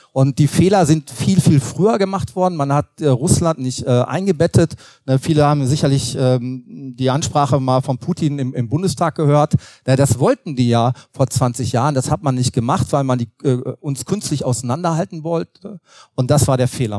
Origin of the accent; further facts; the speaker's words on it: North Rhine-Westphalia, Germany; Also ich komme aus Nordrhein-Westfalen